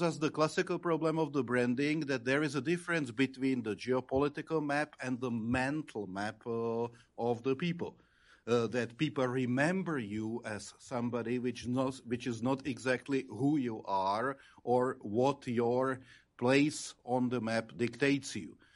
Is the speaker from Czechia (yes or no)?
yes; Czechia; as a Czech ambassador